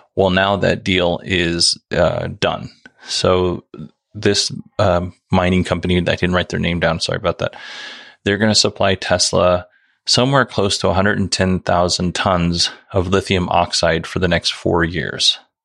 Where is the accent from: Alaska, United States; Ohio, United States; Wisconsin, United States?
Alaska, United States; Nikiski; moved away as an adult; also born or lived in Soldotna, Alaska; Most of the first 21 years of my life, I lived in Nikiski, and I lived all of those 21 years in Alaska